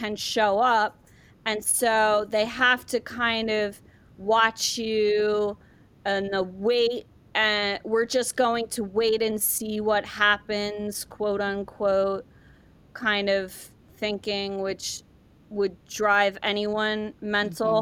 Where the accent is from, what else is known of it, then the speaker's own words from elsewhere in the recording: Ireland; moved away; I was born in Ireland, come from a very, you know, traditional Irish family